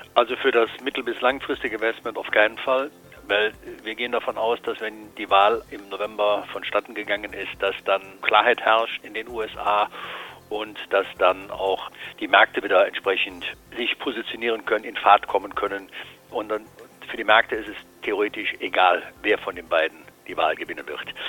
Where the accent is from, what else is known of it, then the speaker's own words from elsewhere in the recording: Cologne, North Rhine-Westphalia, Germany; hier in Köln, Sie wissen, wo ich herkomme